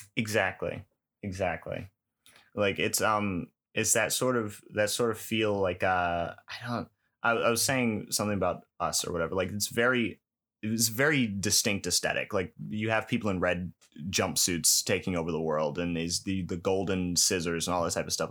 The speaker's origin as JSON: {"language": "English", "region": "New York", "country": "United States", "tie": "born or raised there", "said": "I grew up in New York"}